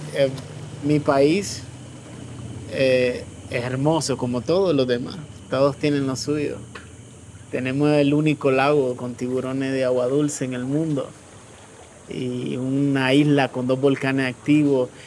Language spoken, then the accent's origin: Spanish; Nicaragua; moved away as an adult; now in Mexico City, Mexico; en Nicaragua siempre ha sido eh, históricamente el que empieza las protestas en mi país